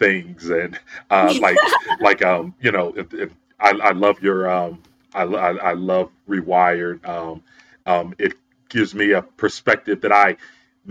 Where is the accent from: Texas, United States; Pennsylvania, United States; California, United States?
Pennsylvania, United States; Philadelphia; born or raised there